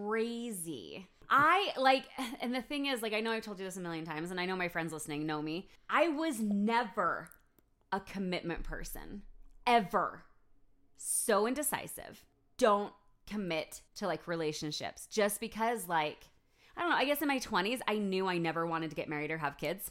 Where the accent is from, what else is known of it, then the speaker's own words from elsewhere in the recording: United States; if I lived in a different country as an American